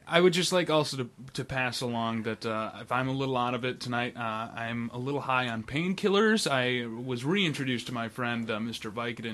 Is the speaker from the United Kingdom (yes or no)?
no; Brazil; Brazil, great, I'm from Brazil, and then Brazilians against this movie.